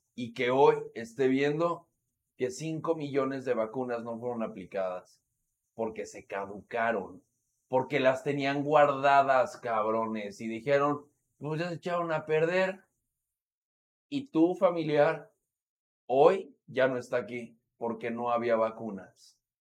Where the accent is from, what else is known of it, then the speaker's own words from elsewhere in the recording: Mexico; como mexicanos